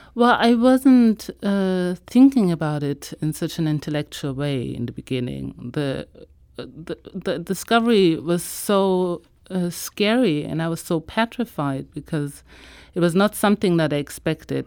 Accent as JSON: {"language": "English", "region": "Hamburg", "country": "Germany", "tie": "born or raised there", "also_born_or_lived": "Israel", "said": "I one day went into a public library in my hometown. I live in Germany, in the north, in Hamburg"}